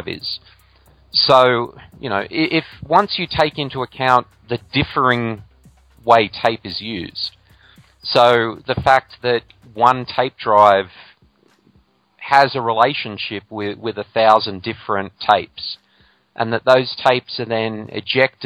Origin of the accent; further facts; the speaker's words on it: Australia; my home country of Australia